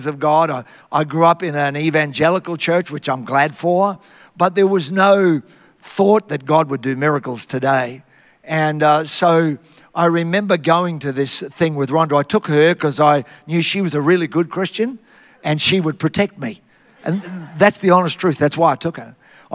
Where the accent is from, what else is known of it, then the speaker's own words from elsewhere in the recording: Tara, Queensland, Australia; I had the best upbringing you could ever have, growing up in Tara, out in the bush, and I'm still a child of the bush.